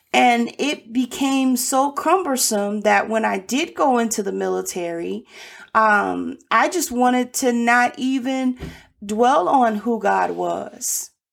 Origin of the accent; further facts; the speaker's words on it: Birmingham, Alabama, United States; moved away; I was born in Birmingham, Alabama